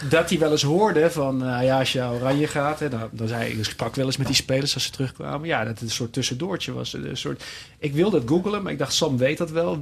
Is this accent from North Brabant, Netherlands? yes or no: yes; Tilburg, North Brabant, Netherlands; mijn clubje waar ik vandaan kom. Eh, Tilburg bij Willem II